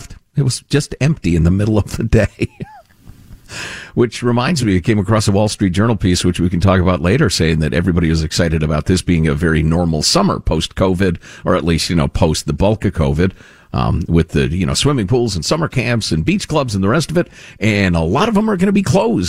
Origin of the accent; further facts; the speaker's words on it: two towns outside of Cook County, Illinois, United States; My wife grew up in the first town inside Cook County, and I grew up two towns outside of Cook County